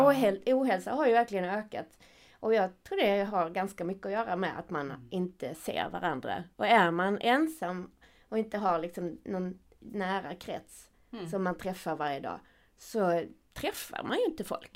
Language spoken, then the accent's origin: Swedish; Skåne, Sweden; accent: Scanian (skånska); now in Gothenburg, Sweden; min skånska